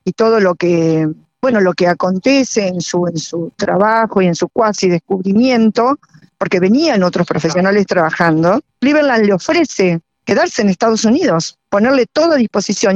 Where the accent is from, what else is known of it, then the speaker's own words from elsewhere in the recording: Argentina; en mi país, en mi pampa.